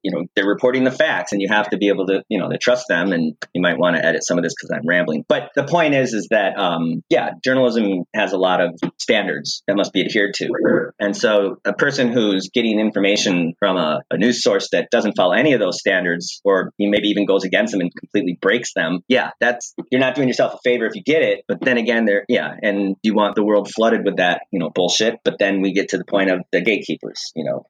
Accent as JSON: {"language": "English", "country": "United States", "said": "as an American"}